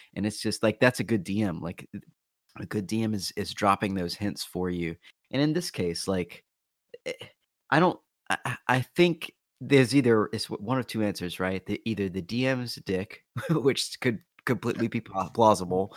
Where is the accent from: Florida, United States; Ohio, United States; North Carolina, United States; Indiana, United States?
North Carolina, United States; my home state of North Carolina